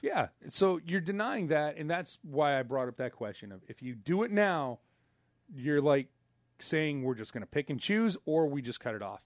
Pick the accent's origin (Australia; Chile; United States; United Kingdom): United States; I'm an American